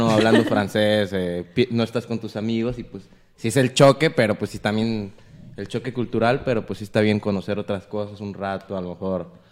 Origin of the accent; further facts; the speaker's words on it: Mexico; also born or lived in Quebec, Canada; now in Alma, Canada; soy mexicano